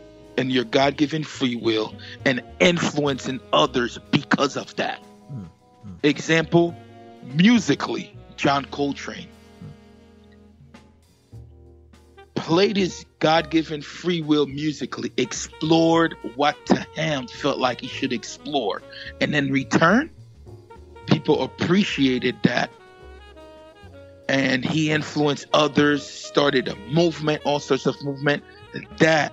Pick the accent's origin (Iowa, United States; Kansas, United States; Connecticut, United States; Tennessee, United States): Connecticut, United States; Stamford; also born or lived in Harlem, New York / Haiti; We moved to Stamford, Connecticut. So, again, I was born, you know, to Haitian parents.